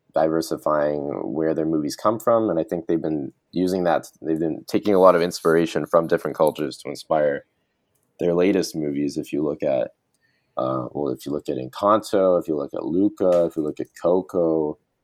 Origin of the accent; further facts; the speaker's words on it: Canada; as a Canadian